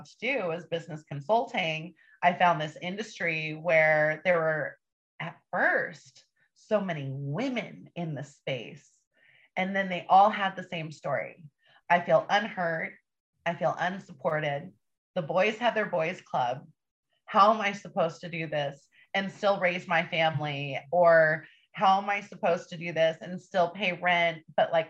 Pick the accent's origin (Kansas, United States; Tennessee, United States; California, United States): California, United States; Northern; I'm from Northern California. I lived on the streets by myself and was in juvenile halls and group homes